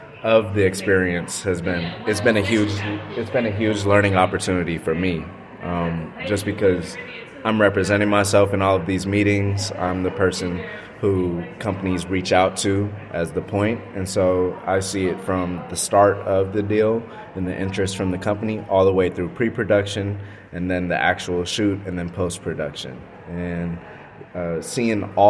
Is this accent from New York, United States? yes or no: no; Austin, Texas, United States; moved away as an adult; now in Los Angeles, United States; I was raised in Austin, Texas, so I know it very well